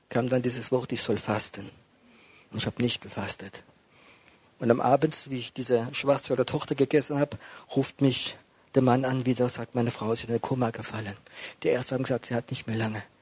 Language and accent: German; France; German is a second language; bin Franzose. Das ist vielleicht etwas wie für Deutsche mehr ist, ich weiß es nicht.